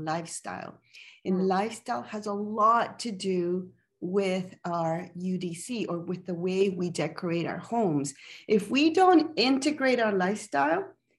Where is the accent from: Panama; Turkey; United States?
Panama; now in Calgary, Canada; I am originally from Panama